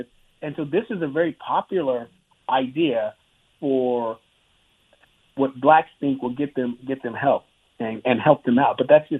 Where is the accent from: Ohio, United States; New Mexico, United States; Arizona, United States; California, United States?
New Mexico, United States; Clovis; because I grew up in Clovis, New Mexico, and my dad was in the Air Force